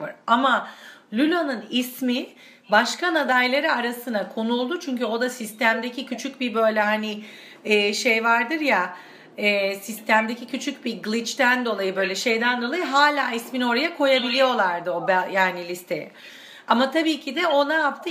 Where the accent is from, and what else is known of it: Turkey; moved away as an adult; also born or lived in Argentina; now in Cologne, Germany